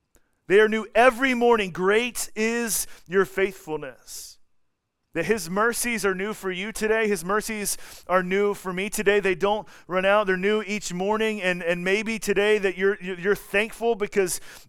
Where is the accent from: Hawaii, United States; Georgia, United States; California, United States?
Georgia, United States; Atlanta; moved away as an adult; also born or lived in Colorado; now in Kansas City, United States; I'm from Atlanta, and then I lived in Colorado for a little bit, and then I worked at Grace in Kansas City for a little bit